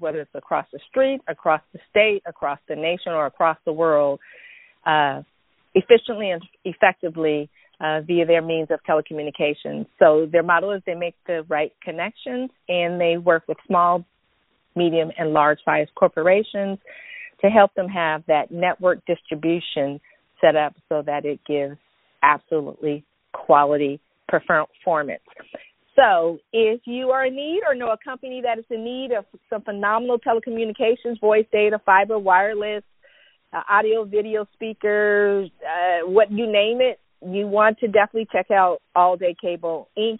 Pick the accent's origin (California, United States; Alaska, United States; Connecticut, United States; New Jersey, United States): California, United States; San Francisco Bay Area; I'm from Cali and I roll all the way in the San Francisco Bay Area. I'm a Silicon Valley girl